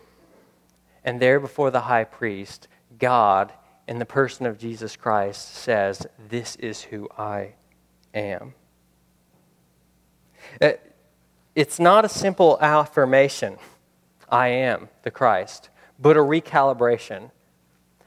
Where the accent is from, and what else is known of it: United States